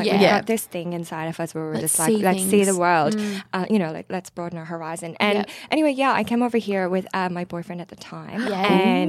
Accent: Galway, Connacht, Ireland; moved away; I was born in Ireland. Yes. I grew up in Ireland.

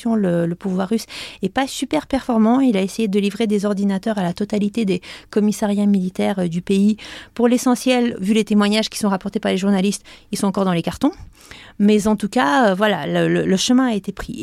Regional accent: France; nous, en tant que Français

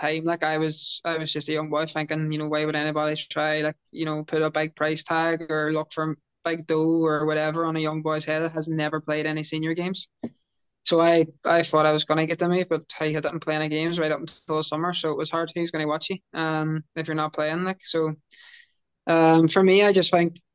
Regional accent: Derry, Northern Ireland, United Kingdom; moved away as an adult; now in Wales; my hometown

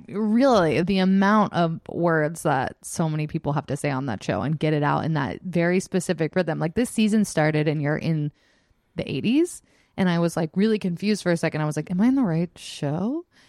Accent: Selena Gomez's hometown, Texas, United States; She's from my hometown

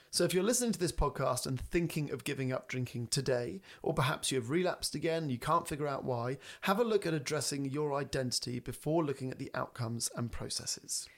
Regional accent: England, United Kingdom; We are English.

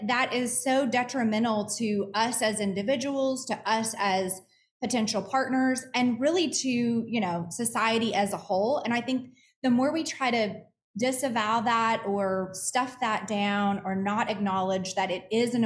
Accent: Arkansas, United States; accent: Southern; now in Texas, United States; I'm actually born and raised Arkansas, which is more of a Southern accent than a Texas accent

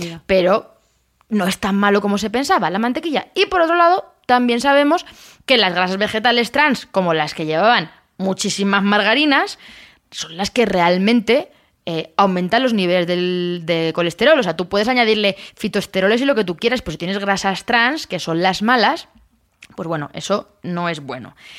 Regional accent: Castilla-La Mancha, Spain; de mi tierra, que soy manchega

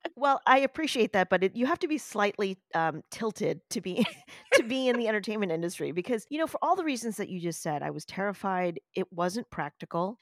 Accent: New York City, New York, United States; I am a New Yorker, I was born in one of the boroughs of New York City.

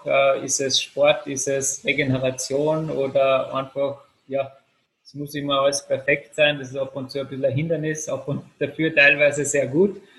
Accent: Salzburg, Austria; Also ich komme ja doch aus Salzburg.

